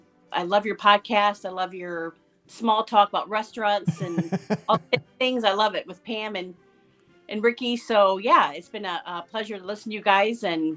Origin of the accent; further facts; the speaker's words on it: Northern Indiana, United States; I'm from Northern Indiana.